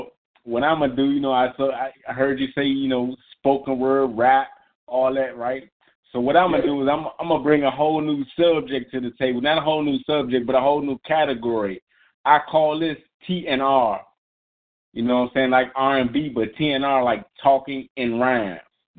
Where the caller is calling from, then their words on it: Maryland, United States; this is your boy … from Unscripted, and I'm calling from Maryland.